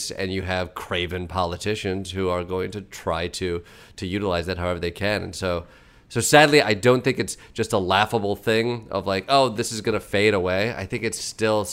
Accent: Midwest, United States; I'm from the Midwest

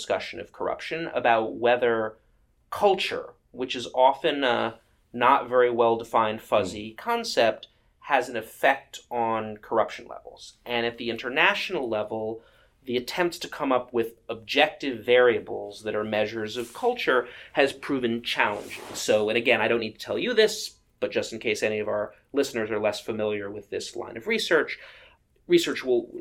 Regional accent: Massachusetts, United States; My home state

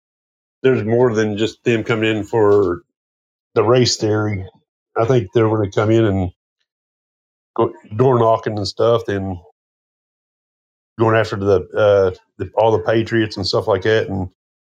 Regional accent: West Virginia, United States; West Virginia.

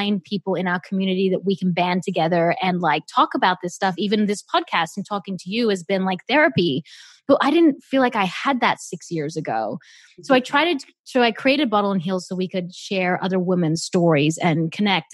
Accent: Australia; moved away as an adult; also born or lived in South Africa; now in Los Angeles, United States; I moved from South Africa to Australia

